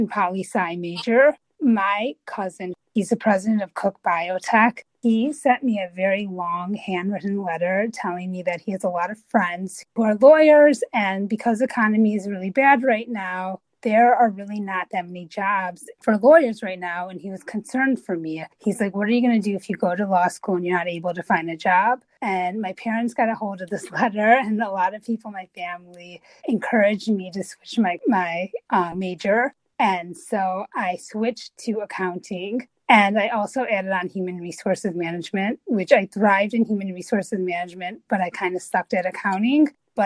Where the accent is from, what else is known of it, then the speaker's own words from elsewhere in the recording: Chicago, Illinois, United States; moved away as an adult; also born or lived in Washington, D.C.; I am born and raised in Chicago